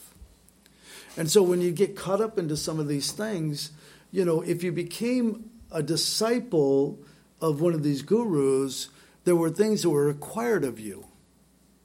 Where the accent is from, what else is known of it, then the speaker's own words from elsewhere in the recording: Southern California, United States; Growing up in Southern California, we had access to all sorts of bizarre things